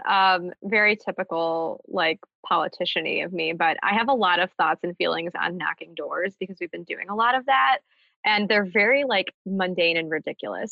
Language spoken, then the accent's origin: English; Birmingham, Michigan, United States; in Birmingham in my hometown